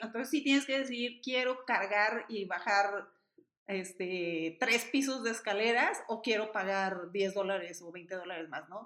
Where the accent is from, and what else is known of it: Mexico